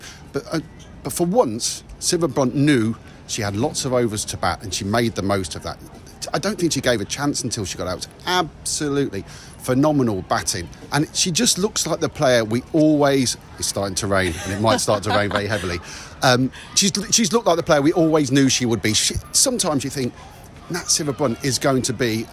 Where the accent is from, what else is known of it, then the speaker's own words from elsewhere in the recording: England, United Kingdom; We can moan as English